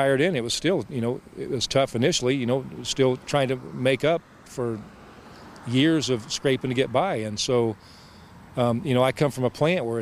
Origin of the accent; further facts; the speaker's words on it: Central Indiana, United States; I come from Central Indiana.